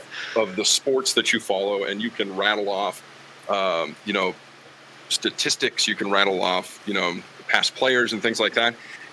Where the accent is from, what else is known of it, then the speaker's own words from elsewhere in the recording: West Virginia, United States; now in Wyoming, United States; being a fan of Pittsburgh and stuff like that was just growing up in West Virginia. And then, you know, being in Wyoming, I'm a Cowboys fan.